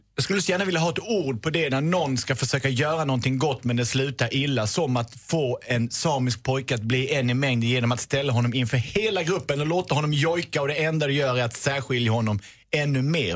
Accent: Lund, Skåne, Sweden; jag är också bördig från Lund

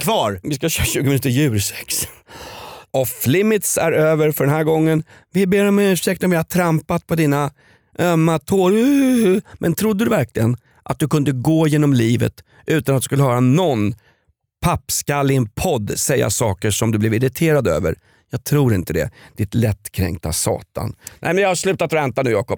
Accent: Stockholm, Stockholm County, Sweden; när jag växte upp i Vällingby

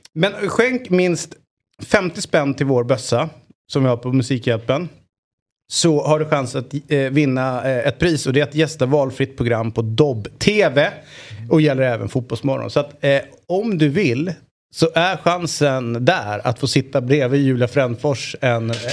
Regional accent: Sweden; also born or lived in Eritrea (ancestry); jag är från Sveriges eh, vagga

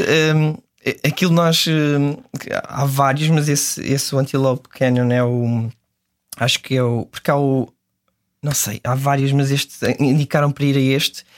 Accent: Serra da Estrela, Centro, Portugal; a Serra da Estrela, que é de onde eu sou

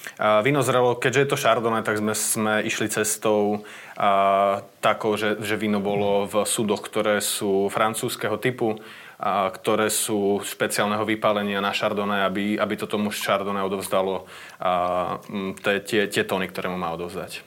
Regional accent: Čataj, Bratislava Region, Slovakia; also born or lived in Podmanín (family ancestry); my brigantovci tu z Čataja, a pochádzame z Podmanina

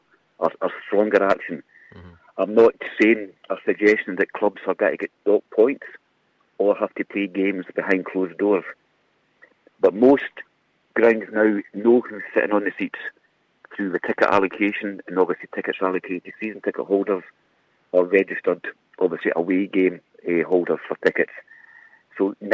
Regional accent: Dumfries, Scotland, United Kingdom; I'm from Dumfries

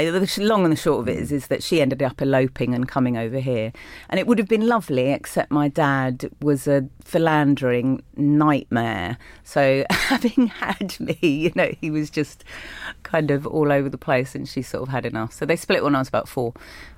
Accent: London, United Kingdom; I did grow up in London, in Willesden

